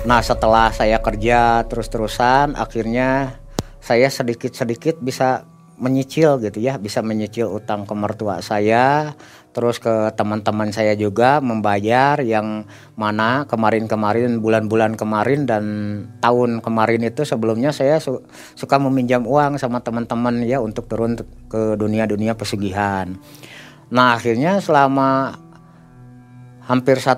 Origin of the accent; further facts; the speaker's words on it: Bandung, West Java, Indonesia; kenalin saya dari Bandung nih Pak Haji.